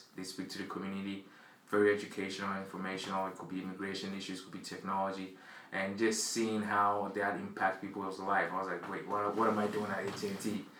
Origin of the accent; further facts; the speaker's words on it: Ghana; moved away as an adult; now in Boston, United States; growing up in Ghana, my parents were here and I was the oldest.